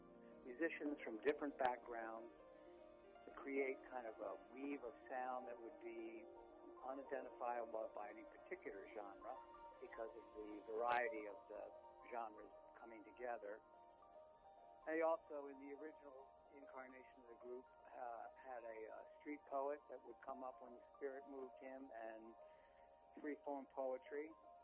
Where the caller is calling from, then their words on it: Columbia, Maryland, United States; I'm beaming in from Columbia, Maryland, halfway between Baltimore and Washington, D.C.